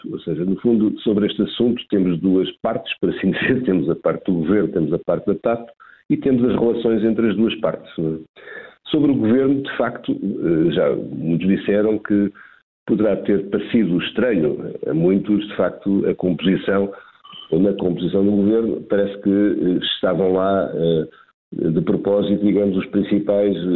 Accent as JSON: {"language": "Portuguese", "country": "Portugal"}